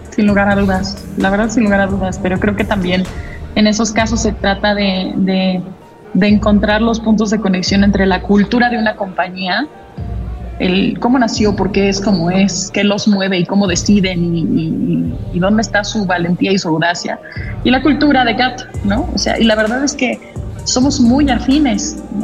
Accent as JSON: {"language": "Spanish", "region": "Mexico City", "country": "Mexico", "tie": "born or raised there", "said": "yo nací en la Ciudad de México, que siempre he vivido en la Ciudad de México"}